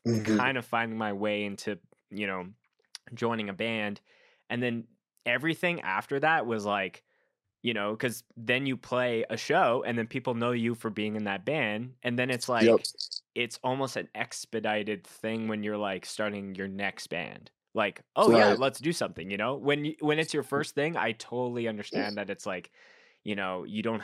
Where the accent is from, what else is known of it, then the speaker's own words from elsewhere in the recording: Canada; I'm a Canadian coming all the way down to Oklahoma